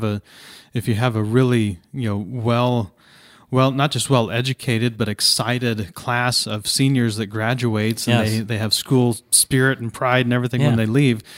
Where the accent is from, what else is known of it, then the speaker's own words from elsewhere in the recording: Ohio, United States; I grew up in Southeast Ohio, small town, Southeast Ohio, and there was a very vibrant community atmosphere.